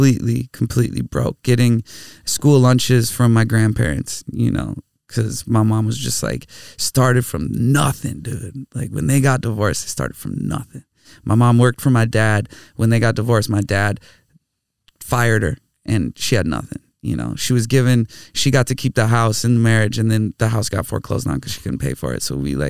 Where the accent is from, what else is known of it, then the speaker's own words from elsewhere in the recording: Bloomington, Minnesota, United States; I grew up in Bloomington, Minnesota.